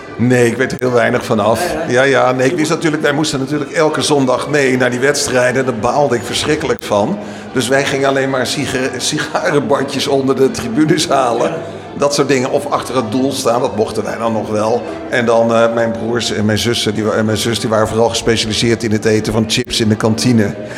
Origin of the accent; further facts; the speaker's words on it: Utrecht, Netherlands; wij komen dan uit Utrecht